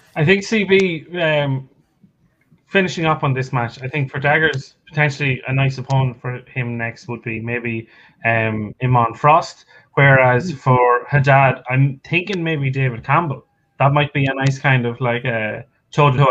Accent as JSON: {"language": "English", "country": "Ireland", "accent": "Irish", "said": "I'm, I'm Irish. Okay, it's the accent."}